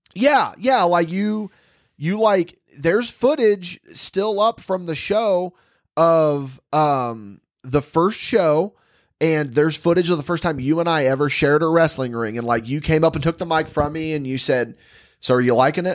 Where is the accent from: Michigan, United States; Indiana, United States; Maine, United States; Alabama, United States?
Indiana, United States; West Terre Haute; West Terre Haute, obviously, it's my hometown and special